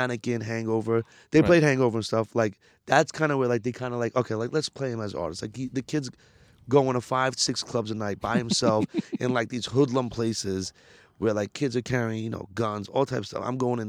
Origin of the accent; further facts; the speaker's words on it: India; So being Indian works for me with the labels because they see like I'm way more marketable, like Bollywood.